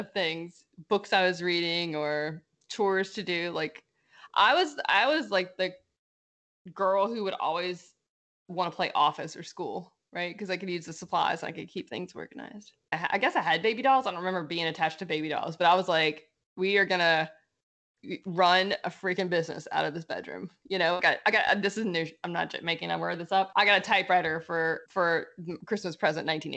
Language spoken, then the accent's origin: English; Lafayette, Louisiana, United States; accent: Cajun; where I grew up was around Lafayette